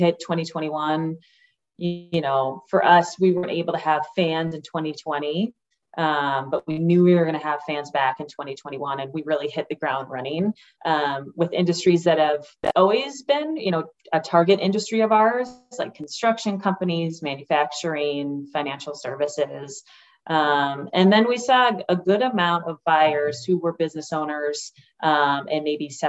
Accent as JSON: {"language": "English", "region": "Minnesota", "country": "United States", "tie": "born or raised there", "moved": "as an adult", "said": "growing up here"}